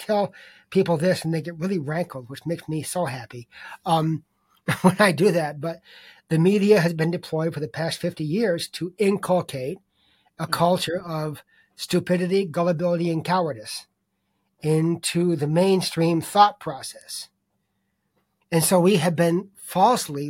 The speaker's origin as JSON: {"language": "English", "town": "Boston", "region": "Massachusetts", "country": "United States", "said": "I'm from Boston"}